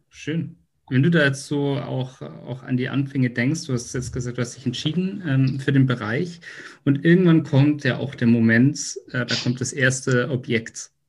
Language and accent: German; Munich, Bavaria, Germany; da, wo ich herkomme, nämlich aus München